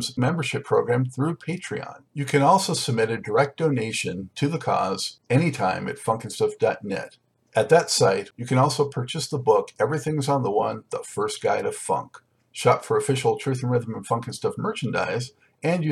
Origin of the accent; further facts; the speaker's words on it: Los Angeles, California, United States; moved away; I'm from Los Angeles originally